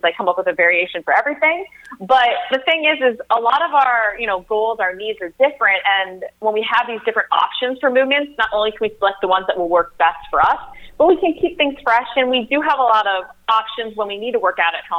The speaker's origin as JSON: {"language": "English", "town": "St. Louis", "region": "Missouri", "country": "United States", "tie": "born or raised there", "also_born_or_lived": "Chicago / Boston", "moved": "as an adult", "said": "I'm a Midwest girl myself. I actually grew up in St. Louis"}